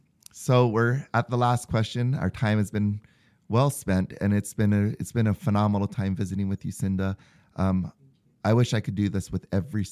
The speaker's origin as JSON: {"language": "English", "region": "Hawaii", "country": "United States", "moved": "as an adult", "lives_now": "Utah, United States", "said": "I'm from Hawaii"}